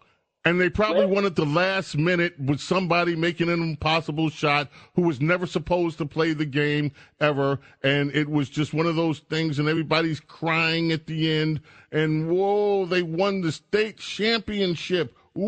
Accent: New York City, New York, United States; I grew up in a civilization. I grew up in New York.

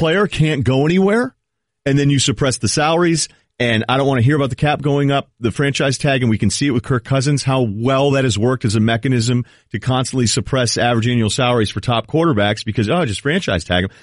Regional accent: New England, United States; I remember growing up in New England

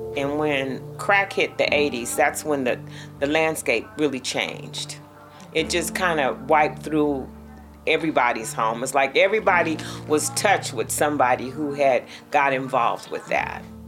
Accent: Richmond, California, United States; I'm from Richmond, California, but I've been a resident of Parchester Village for the last 20 years now

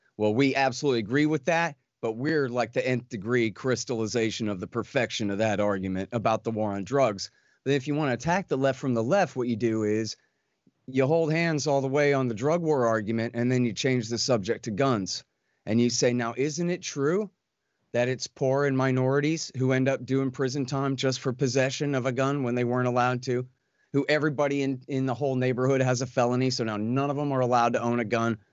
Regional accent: Texas, United States; I'm a Texan

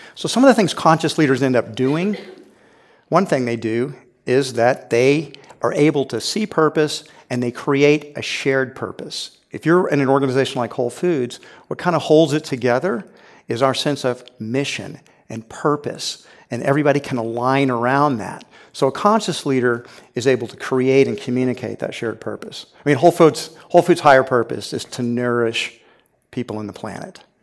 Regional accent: Houston, Texas, United States; I grew up in Houston, Texas, and so I saw this when I was a little boy.

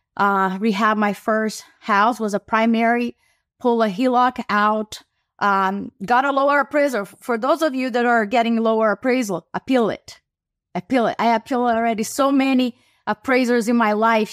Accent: Brazil; now in United States; I am an immigrant from Brazil who moved to the U.S.

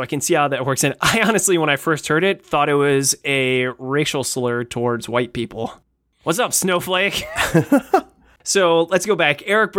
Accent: Columbus, Ohio, United States; I'm never more proud of my hometown of Columbus than when Origins coincides with Pride Week.

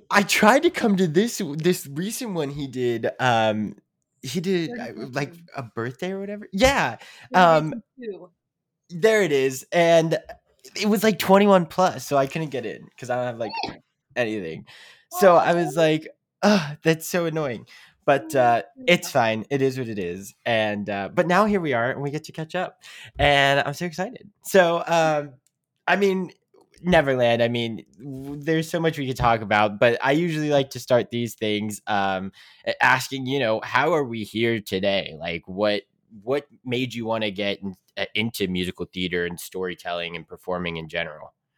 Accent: Pittsburgh, Pennsylvania, United States; we grew up in Pittsburgh, like near Pittsburgh

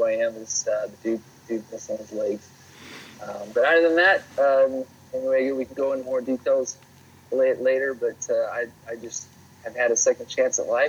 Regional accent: Provo, Utah, United States; where I grew up is Provo

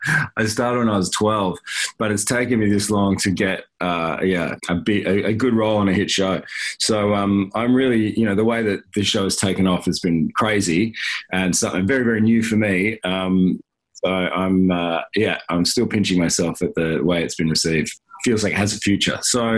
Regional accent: Missouri, United States; now in Los Angeles, United States; I'm actually from Missouri, but I feel like the Aussie thing gets me more ladies, you know what I'm talking about. This is my stupid Queensland through drama school, living in LA for 13 years accent.

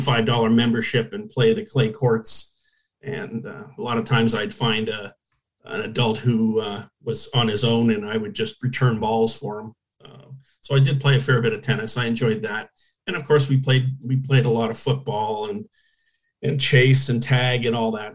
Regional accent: Hamilton, Ontario, Canada; moved away as an adult; now in Orlando, United States; I was born in Hamilton, uh, which is 20 minutes from Toronto, basically

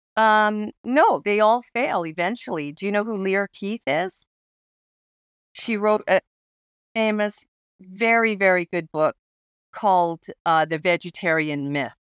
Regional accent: Alberta, Canada; I grew up in Alberta, and I grew up in the Rocky Mountains, so I was, I grew up in, in hunting country, uh, Kananaskis country

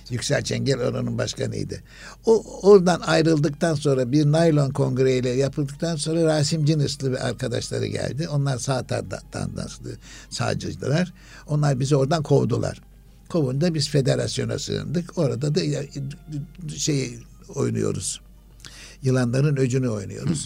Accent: Istanbul, Turkey; İstanbul Fatih doğumluyum ben.

